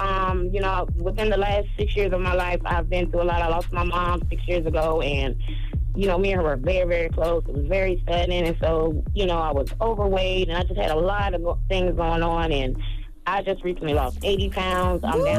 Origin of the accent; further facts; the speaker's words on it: South Carolina, United States; Charlamagne, I'm from South Carolina, boo